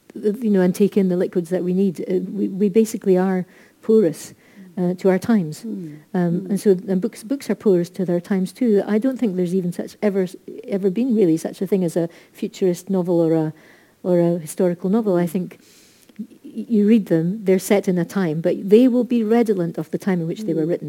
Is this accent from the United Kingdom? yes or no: yes; Scotland, United Kingdom; we are Scottish